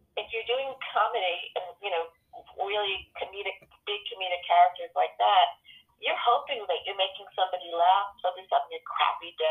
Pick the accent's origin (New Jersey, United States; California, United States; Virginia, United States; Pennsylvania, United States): New Jersey, United States; Teaneck; I'm from Teaneck, New Jersey